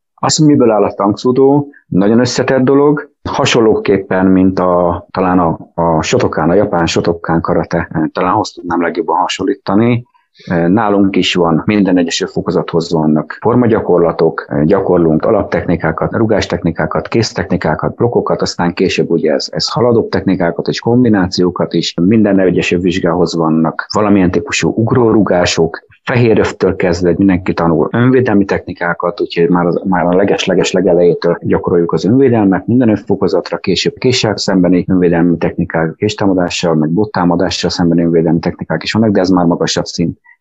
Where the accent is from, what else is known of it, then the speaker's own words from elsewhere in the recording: Tatabánya, Komárom-Esztergom, Hungary; Én tatabányai vagyok, úgyhogy a tatabányai, akkor még tatabányi bányás sportklub volt, és én ott úsztam